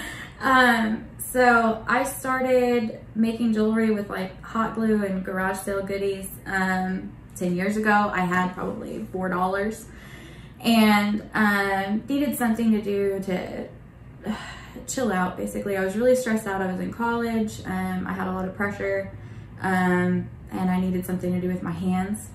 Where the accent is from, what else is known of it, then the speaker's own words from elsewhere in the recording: Bartlesville, Oklahoma, United States; moved away as an adult; I grew up in Bartlesville.